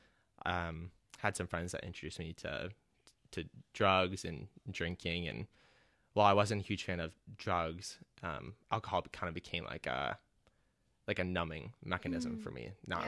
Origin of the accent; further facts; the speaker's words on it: Twin Cities, Minnesota, United States; So I grew up in the Twin Cities.